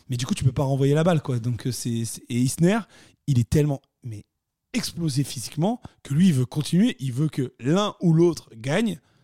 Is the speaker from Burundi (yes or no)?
no; France; nous sommes français.